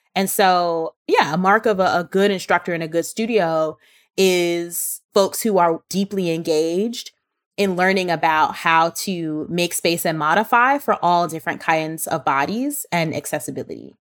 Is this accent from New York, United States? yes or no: yes; New York City, New York, United States; I was born and raised in Brooklyn